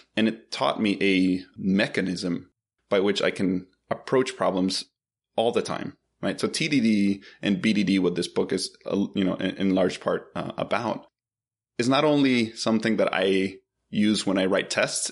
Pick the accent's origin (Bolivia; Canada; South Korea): Bolivia; also born or lived in Philadelphia, United States / Boston, United States; now in Atlanta, United States; I'm originally from Bolivia